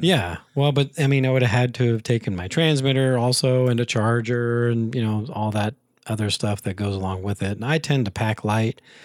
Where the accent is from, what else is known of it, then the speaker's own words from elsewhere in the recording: Taylorville, Illinois, United States; moved away; when I was much younger and growing up in Taylorville